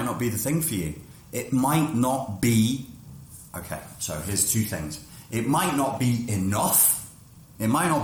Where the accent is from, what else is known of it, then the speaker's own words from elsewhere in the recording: England, United Kingdom; moved away; I'm British